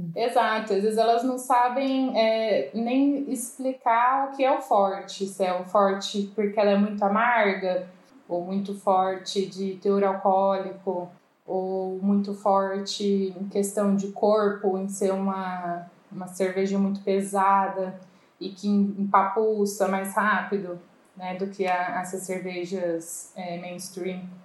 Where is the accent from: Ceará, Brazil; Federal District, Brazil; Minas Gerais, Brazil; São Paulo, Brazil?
São Paulo, Brazil; Ribeirão Preto; Eu sou daqui de Ribeirão Preto